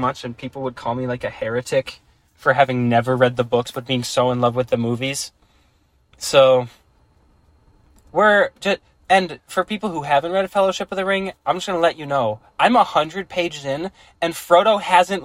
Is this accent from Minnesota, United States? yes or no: yes; Minnesota, United States; we're from Minnesota